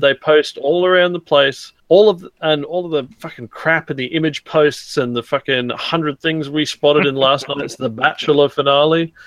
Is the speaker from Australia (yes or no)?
yes; Australia; as an Australian